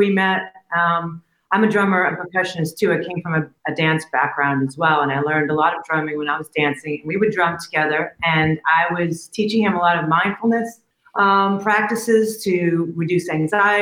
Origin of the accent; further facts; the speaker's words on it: New York City, New York, United States; moved away; Queens, from Whitestone